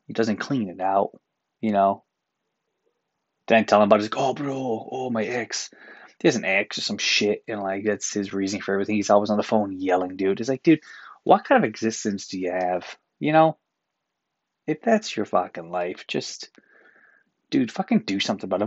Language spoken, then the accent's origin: English; Newfoundland and Labrador, Canada; now in Toronto, Canada; as Newfoundlander, as a pasty white Newfoundlander